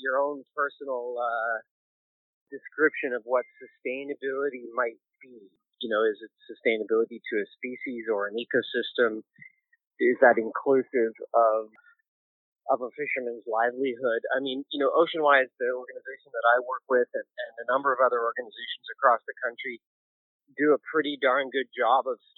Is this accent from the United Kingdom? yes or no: no; Penticton, British Columbia, Canada; also born or lived in Newfoundland; now in Vancouver, Canada; I was born in Penticton, and here I am living in Vancouver